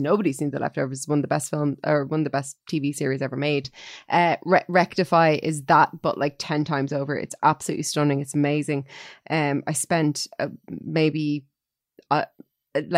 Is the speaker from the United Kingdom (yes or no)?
no; Ireland; as an Irish person